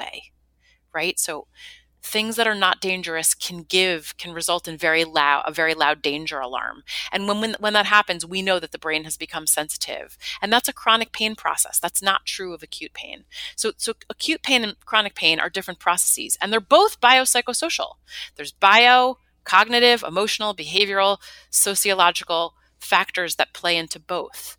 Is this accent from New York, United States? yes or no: yes; New York City, New York, United States; I'm a New Yorker, born and bred